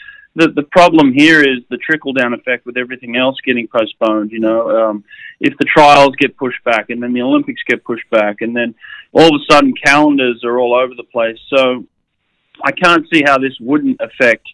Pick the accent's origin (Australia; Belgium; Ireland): Australia; Sydney, New South Wales; born or raised there